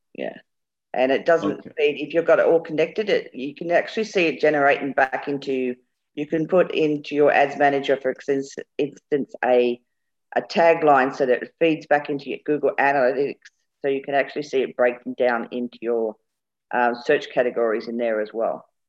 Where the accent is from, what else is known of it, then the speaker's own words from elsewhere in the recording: England, United Kingdom; We're both English